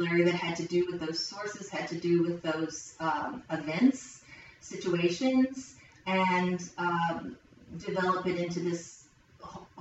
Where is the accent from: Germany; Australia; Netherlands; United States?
United States; Logan, West Virginia; moved away as an adult; also born or lived in Ohio / North Carolina; I grew up in Logan, West Virginia